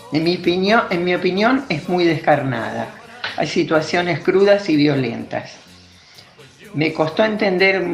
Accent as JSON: {"language": "Spanish", "town": "Rosario", "region": "Santa Fe", "country": "Argentina", "said": "tengo 66 años y soy de Rosario."}